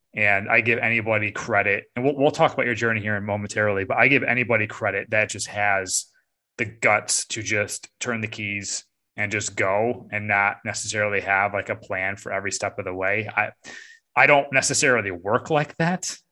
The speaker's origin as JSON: {"language": "English", "region": "upstate New York", "country": "United States", "moved": "yes", "lives_now": "Raleigh-Durham, United States", "said": "I'm from upstate New York"}